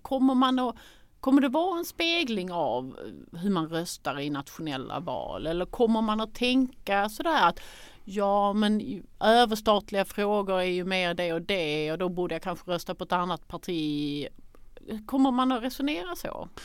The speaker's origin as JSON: {"language": "Swedish", "country": "Sweden", "said": "som svenskar"}